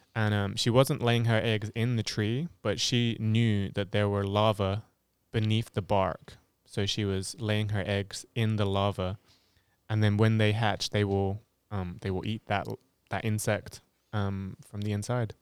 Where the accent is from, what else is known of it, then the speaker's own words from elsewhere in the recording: Hampshire, South East England, United Kingdom; moved away as an adult; now in Ohio, United States; I am from England, specifically Hampshire in England, in, on the south coast, and I've lived in Ohio for nearly four years